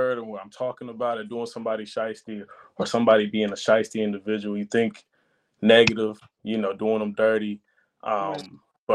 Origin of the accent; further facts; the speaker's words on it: Charlotte, North Carolina, United States; I'm coming out of North Carolina, Charlotte to be exact.